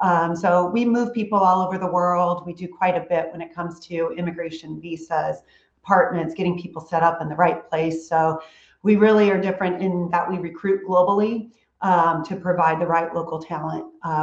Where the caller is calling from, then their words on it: Houston, Texas, United States; I am dialed in from Houston, Texas. So it's nice and hot, and we're having a sizzling summer, and it's good.